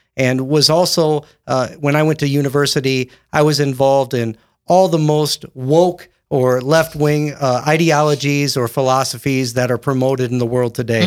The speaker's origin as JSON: {"language": "English", "town": "Windom", "region": "Minnesota", "country": "United States", "tie": "born or raised there", "said": "Born and raised in Wyndham, Minnesota"}